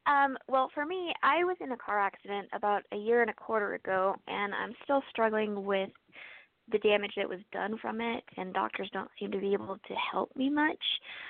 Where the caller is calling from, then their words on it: Idaho, United States; In Idaho.